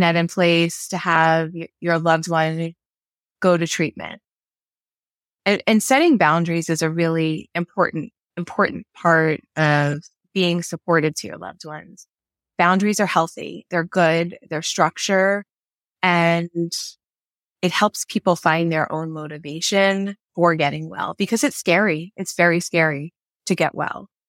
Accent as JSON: {"language": "English", "region": "New York", "country": "United States", "also_born_or_lived": "Maryland", "moved": "yes", "said": "I'm originally from New York"}